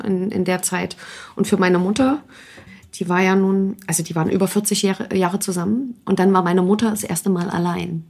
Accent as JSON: {"language": "German", "town": "Leipzig", "region": "Saxony", "country": "Germany", "said": "Ich bin Leipziger Mädchen"}